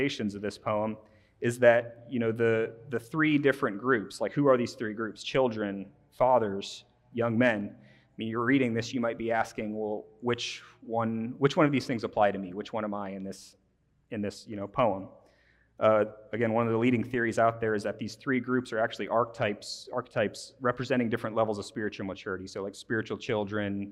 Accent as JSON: {"language": "English", "region": "Midwest", "country": "United States", "said": "As a Midwesterner"}